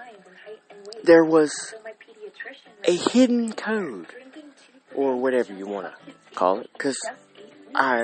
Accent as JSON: {"language": "English", "town": "Russell Springs", "region": "Kentucky", "country": "United States", "tie": "born or raised there", "said": "I was raised in Russell Springs, Kentucky"}